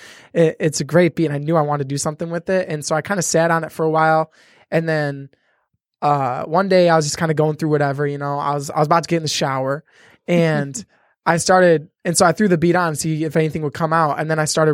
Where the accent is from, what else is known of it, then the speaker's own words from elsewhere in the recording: Michigan, United States; I'm from Michigan